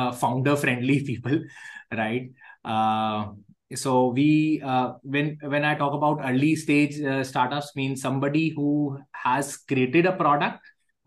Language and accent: English; Jaipur, Rajasthan, India; I come from Jaipur, which is a tier two, so-called